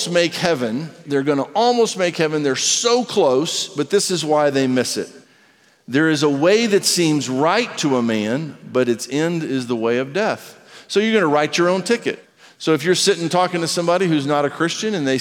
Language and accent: English; United States; I'm an American. The A is silent if you say it right. I'm American